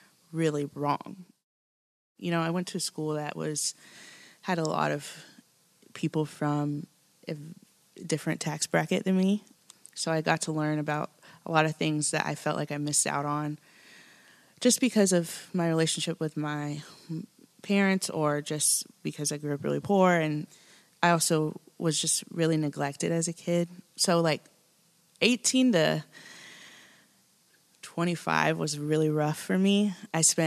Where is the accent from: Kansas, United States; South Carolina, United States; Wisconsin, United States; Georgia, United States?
Kansas, United States; now in Nashville, United States; I grew up in Kansas.